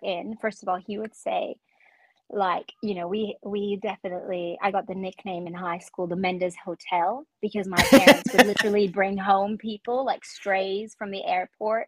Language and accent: English; Calgary, Alberta, Canada; also born or lived in Guatemala; I was born in Guatemala. I grew up in Cowtown, Calgary, Alberta.